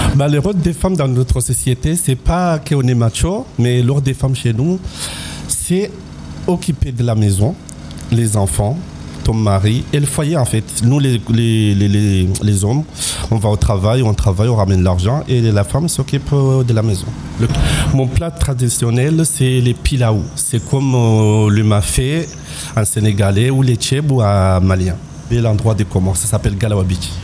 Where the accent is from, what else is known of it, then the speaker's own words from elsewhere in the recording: Comoros; now in France; je suis de nationalité comorienne et je suis en France depuis 14 ans